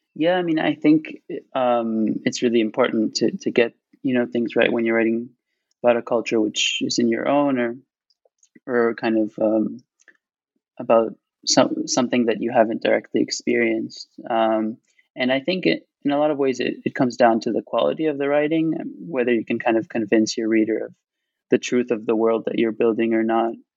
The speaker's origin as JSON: {"language": "English", "town": "Tel Aviv", "region": "Tel Aviv District", "country": "Israel", "tie": "born or raised there", "also_born_or_lived": "Cambridge, United Kingdom / Boston, United States / New York, United States", "said": "I'm calling from Tel Aviv, um, and there's this big um, public garden outside my window"}